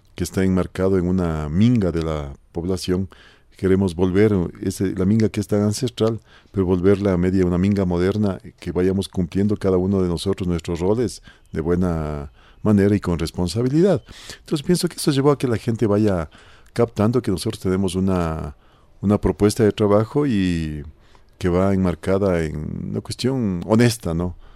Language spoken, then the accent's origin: Spanish; Conocoto, Pichincha, Ecuador; He visto desarrollarse a la parroquia eh, desde cuando teníamos, era un pueblito, realmente una parroquia rural, ahora Conocoto casi es una parroquia